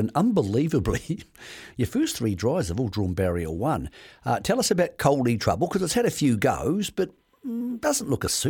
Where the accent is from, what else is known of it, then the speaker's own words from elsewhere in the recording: Greymouth, West Coast, New Zealand; also born or lived in Tinwald; now in Parnell, New Zealand; He lives in Parnell. You can't be any further from the South. But as you know, I grew up in Greymouth. I've lived in Tynwald.